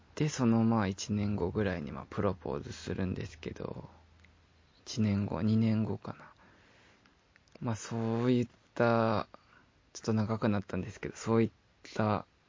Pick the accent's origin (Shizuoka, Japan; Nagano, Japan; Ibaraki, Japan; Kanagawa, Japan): Shizuoka, Japan; moved away; 静岡、地元に帰ろう